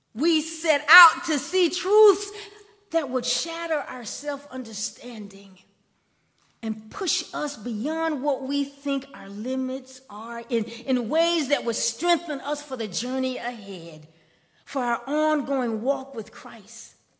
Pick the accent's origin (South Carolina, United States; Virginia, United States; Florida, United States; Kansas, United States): South Carolina, United States; Columbia; when I was growing up in Columbia, and I, I was like the 1970s, my sister attended Booker T. Washington High School. It was the first black high school in Columbia